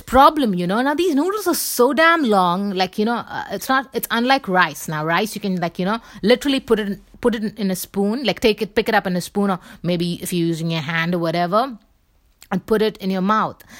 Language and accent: English; India; I'm from India